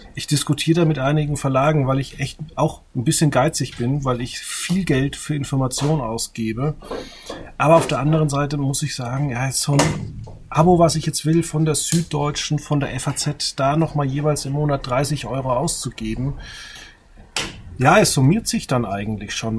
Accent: a village near Würzburg, Bavaria, Germany; Ich komme aus dem Dorf in der Nähe von Würzburg

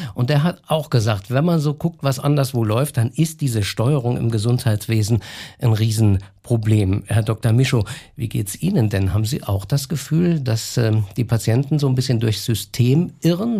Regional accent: Saarland, Germany; bei uns im Saarland

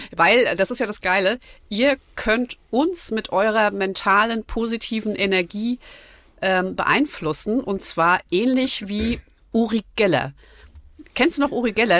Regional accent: Nackenheim, Rhineland-Palatinate, Germany; Ich bin in Nackenheim aufgewachsen

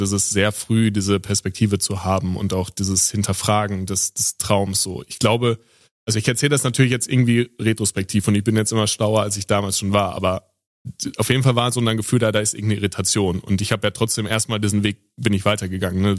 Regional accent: Sauerland, North Rhine-Westphalia, Germany; ich bin ja im, im Sauerland aufgewachsen, am Ende der Welt, wo alles total ruhig ist

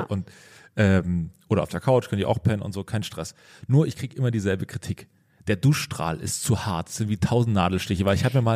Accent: East Germany, Germany; ich komme ja aus dem Osten

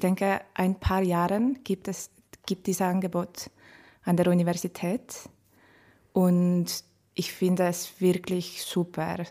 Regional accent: Estonia; German is a second language; moved away as an adult; now in Vienna, Austria; Ich, ich, komme aus Estland und ich bin äh, in Wien seit 2017 September.

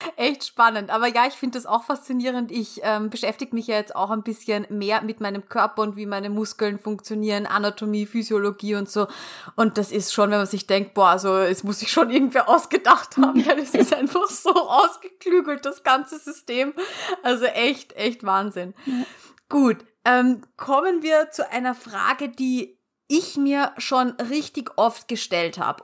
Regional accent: Austria; bei uns in Österreich

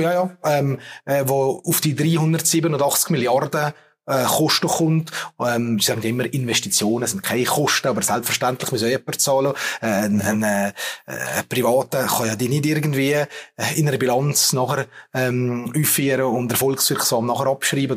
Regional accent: Valais, Switzerland; als Walliser

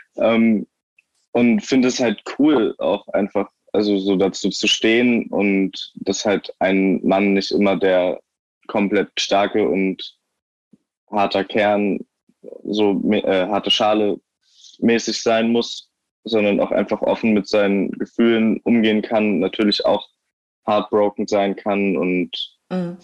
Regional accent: Eckernförde, Schleswig-Holstein, Germany; moved away as an adult; ich bin da halt aufgewachsen, bis ich 19 war

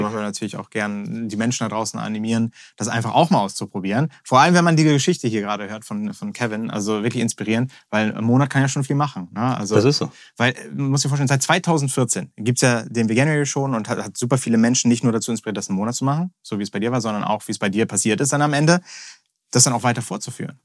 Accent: Hamburg, Germany; als echter Hamburger

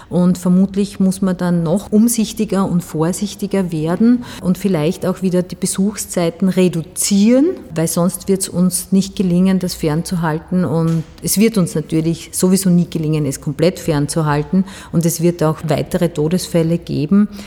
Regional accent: Styria, Austria; Die Steiermark ist halt meine Heimat. Ich bin gern bei den Menschen draußen.

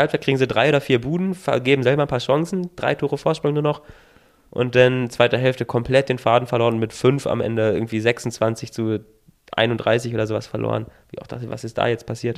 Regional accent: near Hanover, Lower Saxony, Germany; Ich komme ja aus der Nähe von Hannover

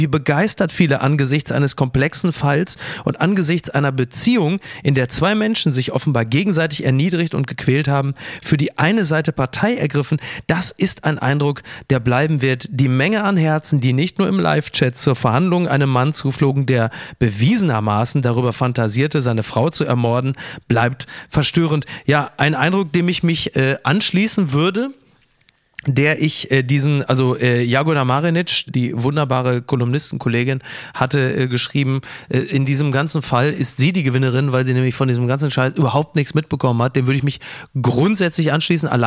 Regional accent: Kassel, Hesse, Germany; ich komme aus Kassel-Brauxel, bis Renesse waren es so, pff, Autofahrt, naja, knapp drei Stunden.

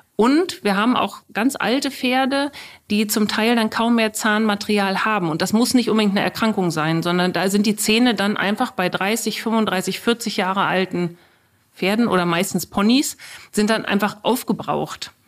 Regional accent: Germany; hier bei uns in Deutschland

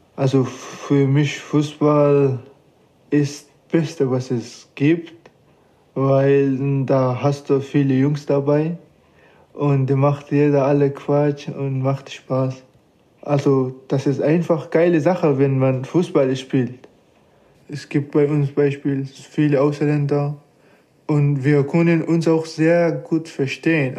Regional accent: Afghanistan; German is a second language; now in Germany; Ich komme aus Afghanistan

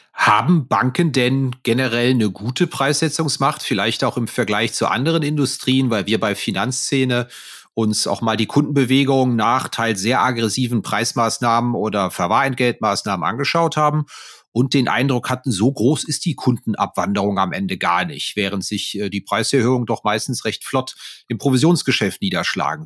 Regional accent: Neuwied, Rhineland-Palatinate, Germany; der Ort, wo ich geboren bin, Neuwied am Rhein

